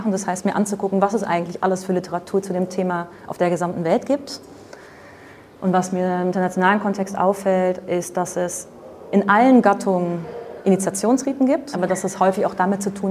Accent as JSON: {"language": "German", "country": "Netherlands", "second_language": "German", "said": "Ich bin Holländerin, also ich wohne in Holland, deswegen immer ein paar komische Beispiele."}